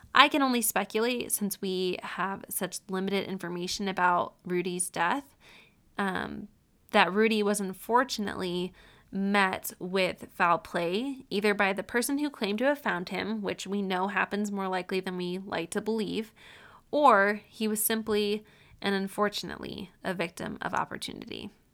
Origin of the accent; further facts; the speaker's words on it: Syracuse, New York, United States; I grew up in Syracuse essentially my whole life